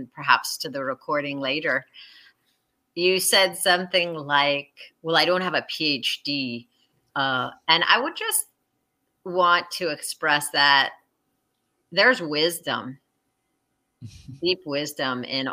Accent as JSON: {"language": "English", "region": "New York", "country": "United States", "said": "I was from New York"}